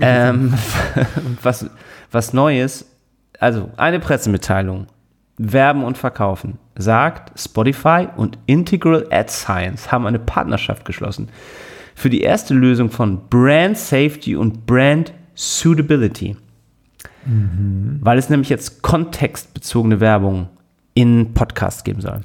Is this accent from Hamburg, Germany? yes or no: yes; Hamburg, Germany; ich bin doch auch geboren in Hamburg